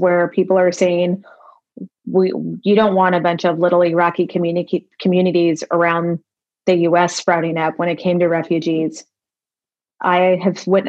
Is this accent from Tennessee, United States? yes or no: no; El Paso, Texas, United States; moved away; being my hometown that I grew up